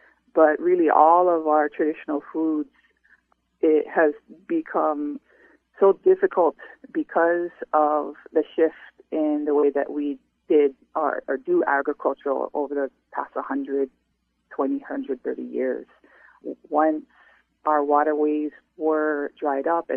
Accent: Hawaii, United States; As a Kanaka O'iwi, or indigenous person who's ancestrally tied to Hawaii, we relate to land, we call it aina, as kin

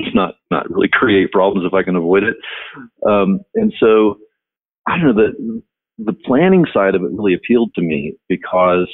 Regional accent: Shawnee, Oklahoma, United States; moved away as an adult; now in Colorado, United States; I grew up in Shawnee

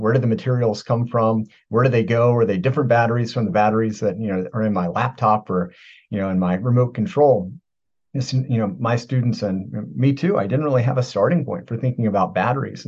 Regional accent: Virginia, United States; moved away; I am from Virginia, original.

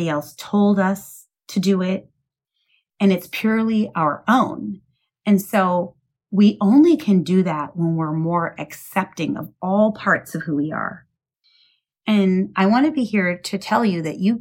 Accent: Midwest, United States; I was raised in the Midwest

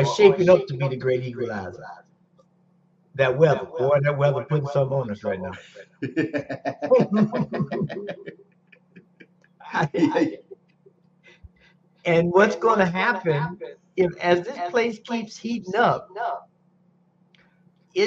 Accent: Florida, United States; Growing up in Florida

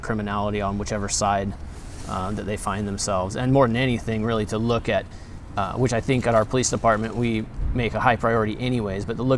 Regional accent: Grass Valley, California, United States; also born or lived in Spokane, Washington; after graduating from Gonzaga, I came back to Grass Valley, and here I am

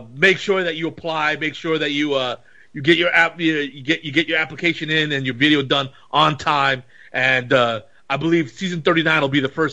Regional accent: New York, United States; I was a Dominican New Yorker.

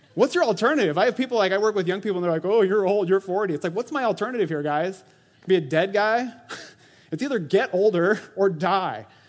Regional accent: Orange City, Iowa, United States; I was born in Orange City, Iowa, to Tunis and Jackie Van Vorst

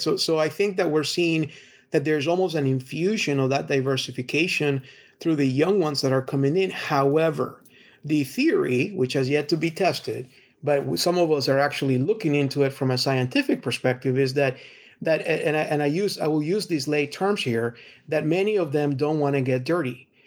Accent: Texas, United States; as a Texan

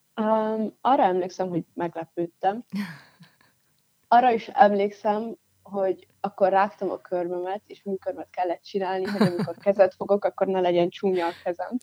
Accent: Pécs, Baranya, Hungary; Pécset nőttem fel

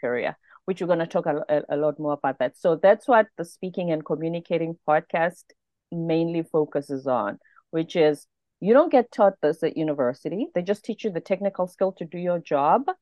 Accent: South Africa; moved away as an adult; also born or lived in South Korea; now in United States; I'm a South African.

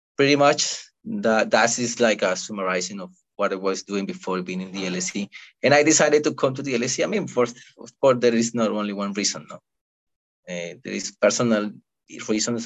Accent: Cali, Valle del Cauca, Colombia; moved away as an adult; now in London, United Kingdom; I'm from a city called Cali, which is which has like two and a half million people, and is in the southwest of Colombia

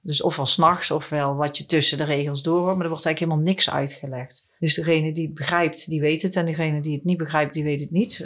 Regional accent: Netherlands; En ik ben een Nederlandse

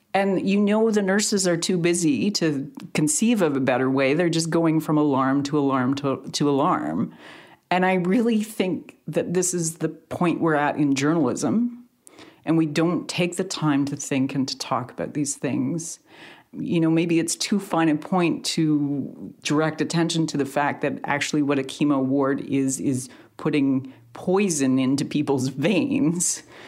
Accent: Canada; as two Canadians, as two Canadian journalists

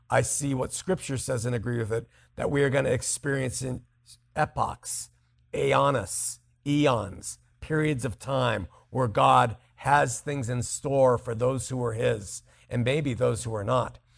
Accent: United Kingdom; I am British, so my exposure to your show comes entirely from YouTube.

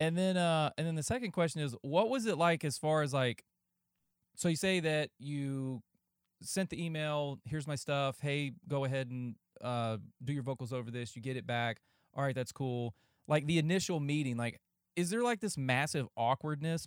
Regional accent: just south of Greensboro, North Carolina, United States; moved away; also born or lived in Ohio / Camp Lejeune; I was born in Ohio, but moved down after I was, like, I don't know, fifteen, sixteen months. And then I was basically raised in North Carolina

